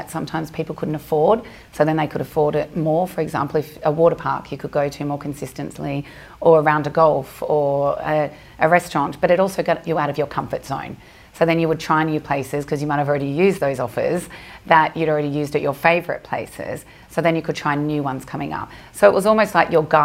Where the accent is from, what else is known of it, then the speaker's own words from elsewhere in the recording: Melbourne, Victoria, Australia; moved away as an adult; now in Dubai, United Arab Emirates; I'm from Australia, from Melbourne. I came to Dubai when I was 26.